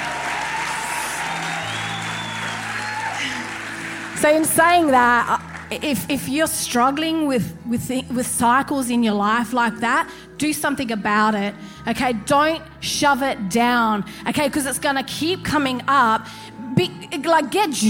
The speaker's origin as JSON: {"language": "English", "country": "Australia", "said": "I'm an Australian"}